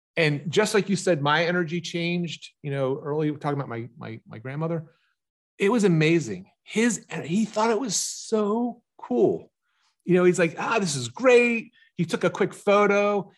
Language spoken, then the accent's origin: English; Pennsylvania, United States; also born or lived in Galveston, Texas; I'm from Pennsylvania, I travel whatever it is, two thousand miles to Texas